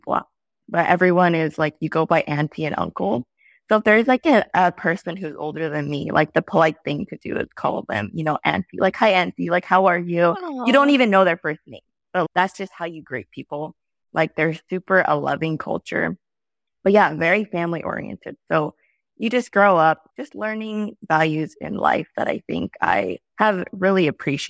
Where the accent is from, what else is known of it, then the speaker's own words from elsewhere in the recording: Holualoa, Hawaii, United States; moved away as an adult; now in California, United States; So I grew up in Hawaii on the Big Island on the Kona side in a small town called Hulualoa.